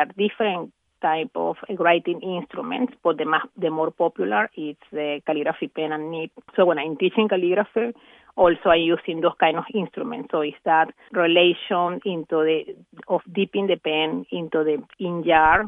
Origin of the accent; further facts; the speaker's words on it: Venezuela; moved away; back in Venezuela, my home country